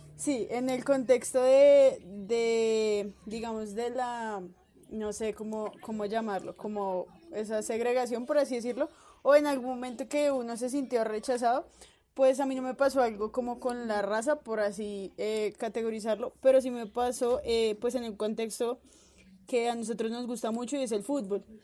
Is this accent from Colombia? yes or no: yes; Colombia; moved away; soy de Colombia.